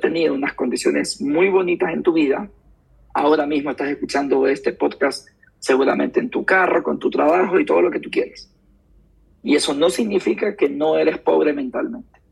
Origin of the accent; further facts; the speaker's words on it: Guayaquil, Guayas, Ecuador; soy de Guayaquil, eh, me crio en el barrio Garay, Ayacucho y la octava